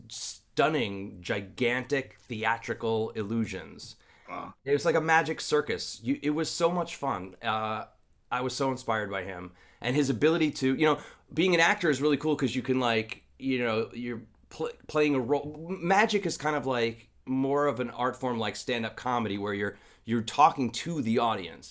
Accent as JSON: {"language": "English", "area": "Long Island", "region": "New York", "country": "United States", "said": "I'm from Long Island"}